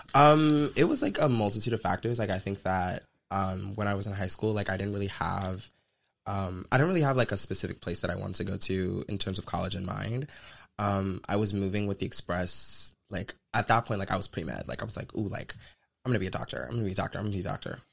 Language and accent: English; the South, United States; I'm from the South. Like I'm a Southern Belle